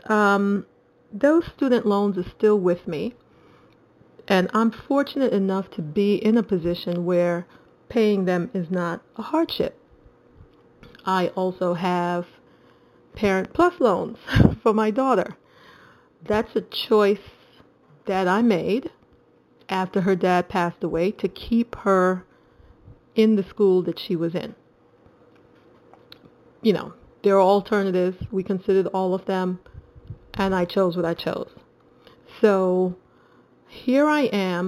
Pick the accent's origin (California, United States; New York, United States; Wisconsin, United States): New York, United States; New York City; also born or lived in Trinidad; my family came from Trinidad, moved to New York when I was 3. So I grew up in Brooklyn with my mom and dad and my older brother